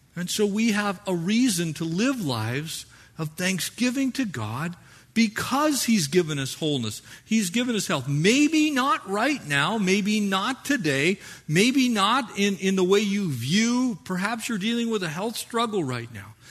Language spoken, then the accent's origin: English; United States; we are American Christians